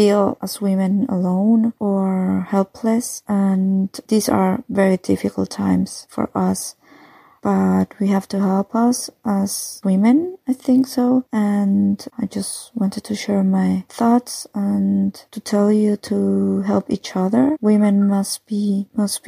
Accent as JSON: {"language": "English", "country": "Mexico", "first_language": "Spanish", "second_language": "English", "moved": "yes", "lives_now": "Germany", "said": "I live in Germany and I come from Mexico"}